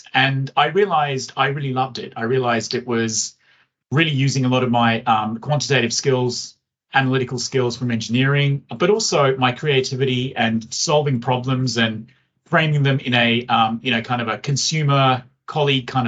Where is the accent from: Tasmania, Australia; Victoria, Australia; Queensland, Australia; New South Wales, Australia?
New South Wales, Australia; Sydney; also born or lived in London, United Kingdom; I was born in London, grew up in London, and when I was 10, my family, my good fortune, moved to Sydney, Australia. So that's kind of where I did high school, university.